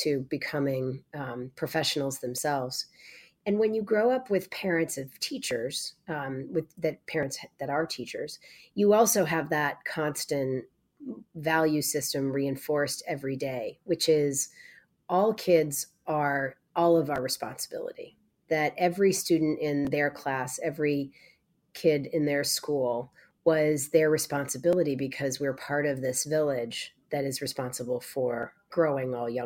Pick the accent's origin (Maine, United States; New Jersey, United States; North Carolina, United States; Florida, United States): Maine, United States; Growing up in Maine, as you said, in a very rural place